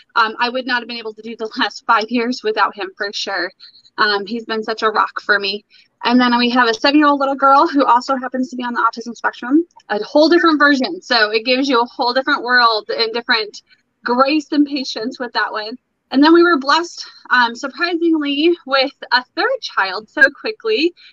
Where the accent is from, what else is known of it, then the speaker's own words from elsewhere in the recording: Brown City, Michigan, United States; moved away; I was born, or not born, but I was raised in Michigan for my most of my life.